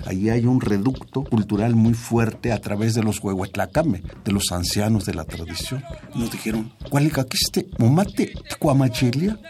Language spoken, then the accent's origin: Spanish; Mexico; Somos mexicanos por las tradiciones